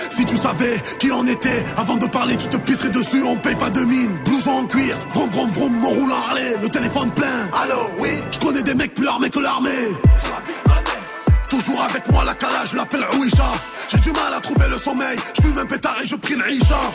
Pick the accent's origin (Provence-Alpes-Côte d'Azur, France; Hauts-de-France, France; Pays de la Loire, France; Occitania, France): Provence-Alpes-Côte d'Azur, France; Marseille; je viens de Marseille, euh, Herbel 13011, dans les quartiers sud plus précisément.